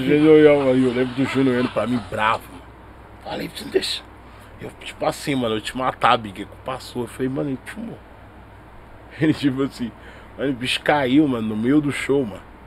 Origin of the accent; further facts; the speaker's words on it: São Paulo, Brazil; eu nasci no Capão. Minha família é toda mineira, tá ligado? Pai, Sim. mãe meus alguns tio também. Meus tio na verdade estão tudo mineiro. Mas eu sou de uma rapaziada que nasceu aqui em São Paulo